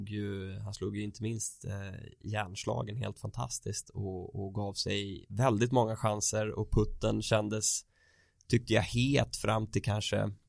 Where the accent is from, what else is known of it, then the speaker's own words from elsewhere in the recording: Sweden; Inte bara för att vi är svenskar.